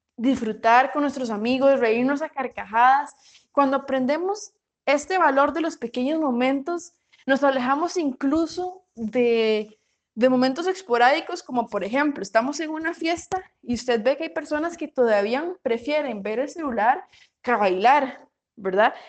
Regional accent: Paraíso, Cartago, Costa Rica; soy de Costa Rica, de Paraíso de Cartago

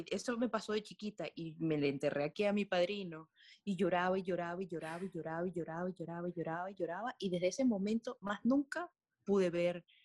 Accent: Trujillo, Venezuela; yo soy de Trujillo, eh, Venezuela.

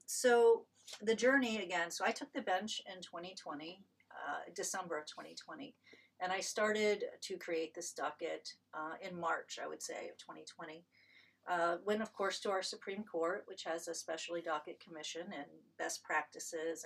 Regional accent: Marion, Ohio, United States; moved away as an adult; also born or lived in Columbus, Ohio; I came to Ohio State as an undergraduate from my hometown in Marion.

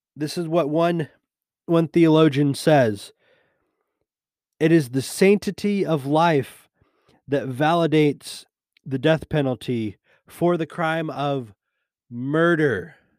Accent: United States; being a Christian and being an American.

